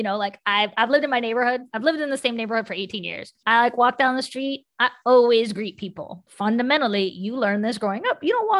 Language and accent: English; West Virginia, United States; all of that I learned from people I grew up with in West Virginia.